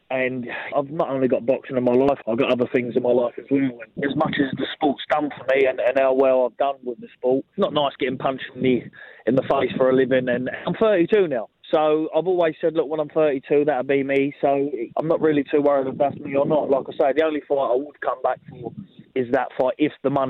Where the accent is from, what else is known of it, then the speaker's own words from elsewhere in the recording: Denmark; English is a second language; As you know, I'm from Denmark.